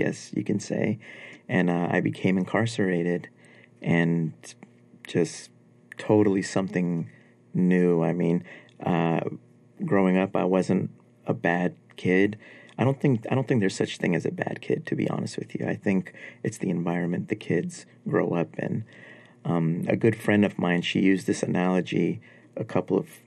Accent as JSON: {"language": "English", "town": "New York City", "region": "New York", "country": "United States", "tie": "born or raised there", "also_born_or_lived": "Afghanistan", "said": "Growing up in New York was amazing."}